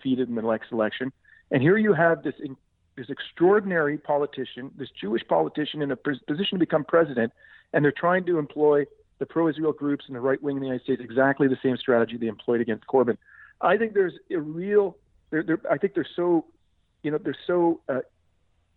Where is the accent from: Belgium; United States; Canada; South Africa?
Canada; as a Canadian citizen